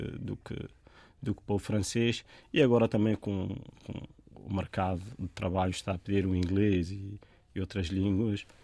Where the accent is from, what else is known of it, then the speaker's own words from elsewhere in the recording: Tabia, Béni Mellal-Khénifra, Morocco; first language Tamazight (Berber); Portuguese is a second language; moved away as an adult; now in Portugal; a minha localidade chama-se Tabia. Tabia é, é uma aldeiazinha com poucas casas, onde eu nasci, onde comecei a aprender as primeiras, as primeiras letras em árabe, porque a primeira língua foi Tamazirt